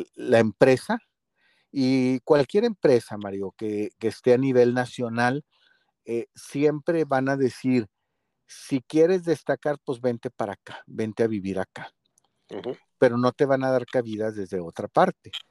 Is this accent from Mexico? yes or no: yes; Monterrey, Nuevo León, Mexico; me toca a mí como regio